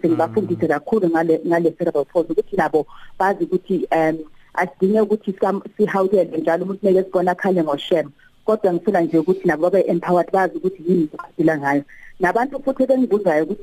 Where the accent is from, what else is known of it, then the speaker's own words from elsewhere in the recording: Johannesburg, Gauteng, South Africa; accent: Johannesburg Zulu; isiZulu sami lesiZulu saseGoli